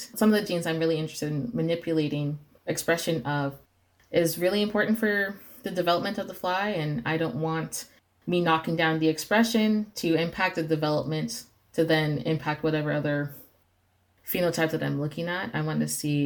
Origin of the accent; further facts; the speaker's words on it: Las Vegas, Nevada, United States; I was raised in Las Vegas